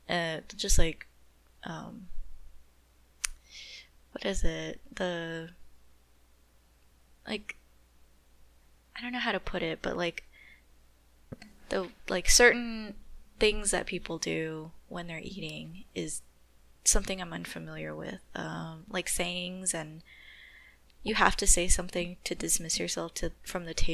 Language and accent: English; Japan; I grew up in Japan, so I don't know the power structure over there.